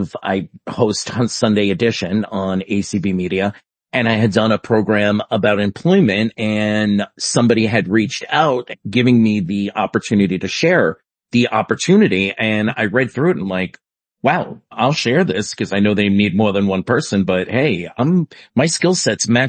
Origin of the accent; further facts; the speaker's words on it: New York City, New York, United States; I grew up in New York City